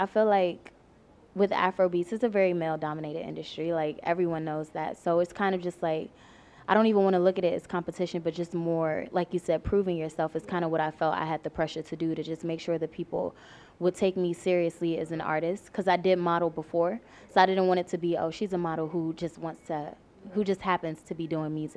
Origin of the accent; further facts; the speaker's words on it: Prince George's County, Maryland, United States; Everyone in my hometown, PG County, kind of knew that I sang because I was singing in school and everything like that.